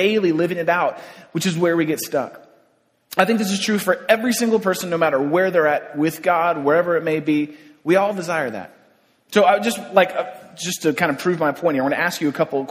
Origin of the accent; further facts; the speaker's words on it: San Francisco, California, United States; I grew up in San Francisco